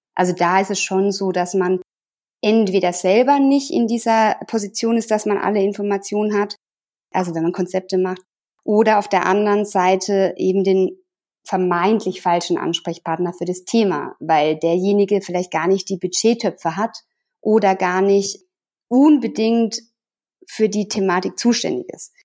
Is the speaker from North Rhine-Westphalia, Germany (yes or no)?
no; Sinsheim, Baden-Württemberg, Germany; moved away as an adult; now in Tyrol, Austria; Ich komme aus der Nähe von äh, Sinsheim